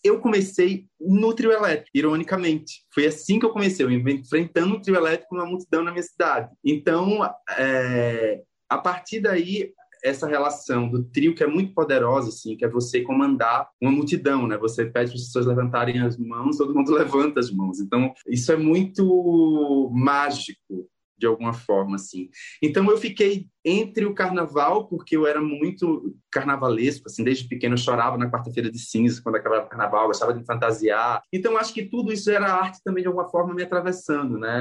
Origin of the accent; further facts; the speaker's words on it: Condado, Pernambuco, Brazil; moved away as an adult; now in São Paulo, Brazil; eu fui atravessado por andar nas ruas de Condado, por ver as manifestações de cavalo marinho, por ver o maracatu, é, ouvir as cirandas